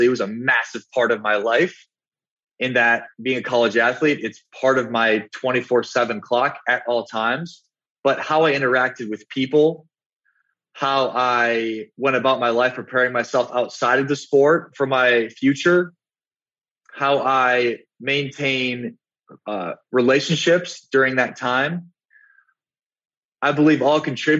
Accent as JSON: {"language": "English", "region": "South Dakota", "country": "United States", "said": "I'm from South Dakota. And if anybody knows anything about South Dakota and the Midwest, is that we're very family oriented"}